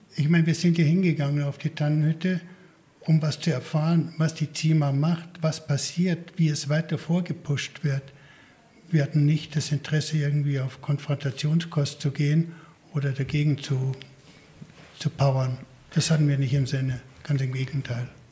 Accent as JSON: {"language": "German", "town": "Garmisch-Partenkirchen", "region": "Bavaria", "country": "Germany", "tie": "born or raised there", "said": "ich geboren bin in Garmisch-Partenkirchen"}